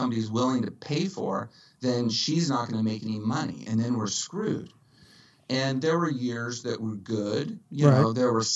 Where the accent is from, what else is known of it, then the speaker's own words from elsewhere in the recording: Dallas, Texas, United States; moved away as an adult; now in Los Angeles, United States; From Dallas originally. Born and raised in Dallas in 1975